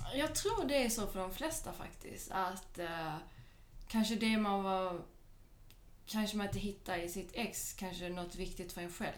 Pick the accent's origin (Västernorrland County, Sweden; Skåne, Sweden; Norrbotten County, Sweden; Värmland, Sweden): Skåne, Sweden; Malmö; also born or lived in Skellefteå / Paris; now in Stockholm, Sweden; jag är ju född och uppvuxen i Malmö.